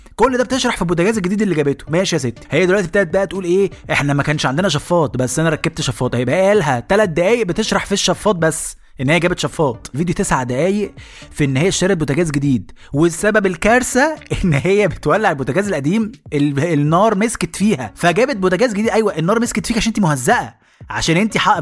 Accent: Egypt; انا مواطن مصري

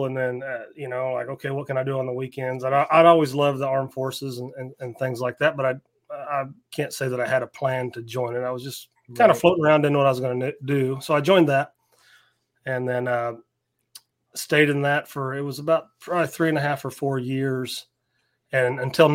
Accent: Northwest Missouri, United States; I was born and raised in Northwest Missouri, out in the sticks, like farm country.

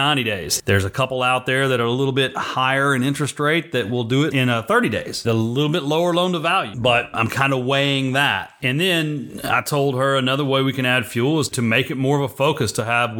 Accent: Rockwall, Texas, United States; Rockwall, Texas, my hometown

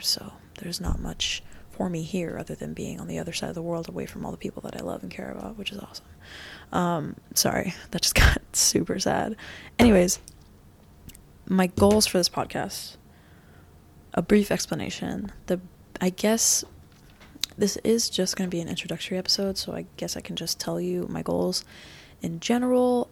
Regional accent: Florida, United States; also born or lived in New York; was born in New York, raised in Florida

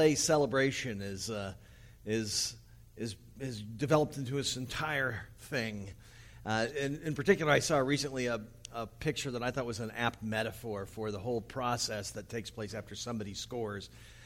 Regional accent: United States; also born or lived in Los Angeles

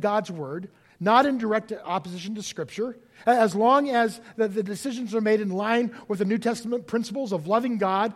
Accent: United States

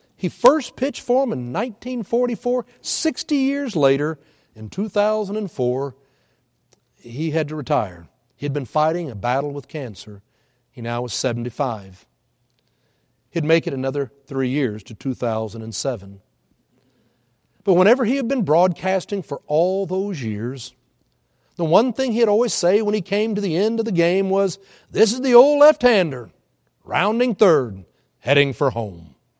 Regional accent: Houston, Texas, United States; now in Oklahoma, United States; I grew in Hu-, up in Houston

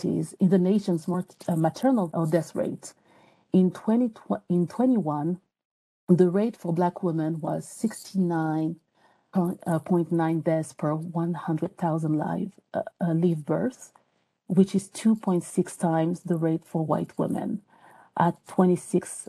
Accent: France; English is a second language; moved away as an adult; now in United States; even though I still have an accent, I'm from France. So moving to the U.S.

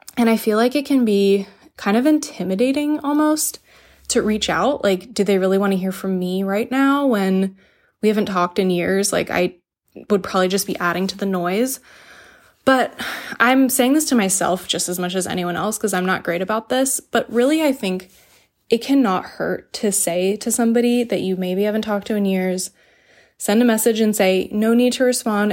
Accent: the South, United States; I grew up in the South

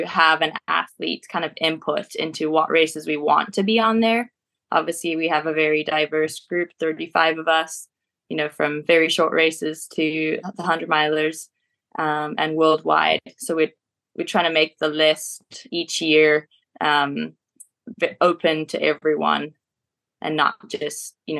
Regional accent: Beatrice, Mashonaland East, Zimbabwe; also born or lived in Marondera, Zimbabwe; now in South Africa; born and raised in Zimbabwe, in a tiny little town called Beatrice

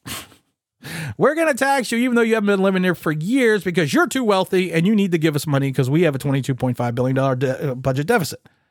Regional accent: United States; My father was born here. I was then born here. We came over from Ireland.

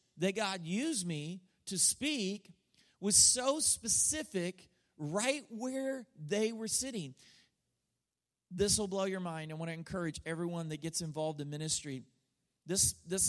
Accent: United States; as an American

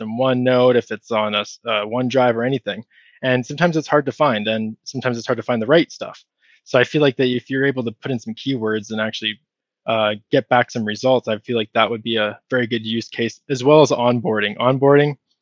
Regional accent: Canada; I'm Canadian

